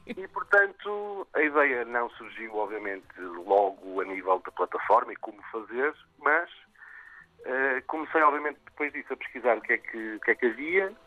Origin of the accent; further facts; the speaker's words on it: Vila Nova de Famalicão, Norte, Portugal; Eu comecei com uma padaria em Famalicão, de onde sou e onde nasce o projeto